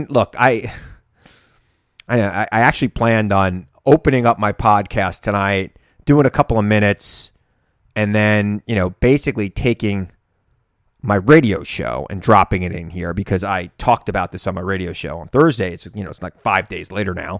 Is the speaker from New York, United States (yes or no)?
yes; Long Island, New York, United States; I came from Long Island